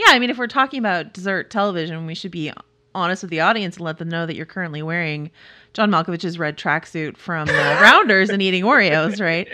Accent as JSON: {"language": "English", "area": "Bay Area", "region": "California", "country": "United States", "said": "I'm from the Bay Area"}